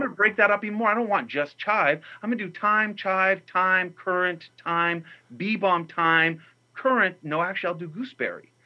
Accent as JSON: {"language": "English", "region": "New Mexico", "country": "United States", "tie": "born or raised there", "said": "where I grew up in New Mexico"}